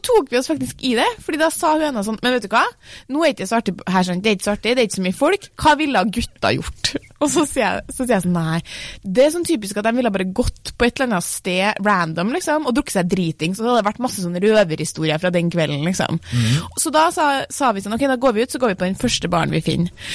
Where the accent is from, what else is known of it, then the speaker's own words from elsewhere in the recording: Trøndelag, Norway; Jeg er jo trønder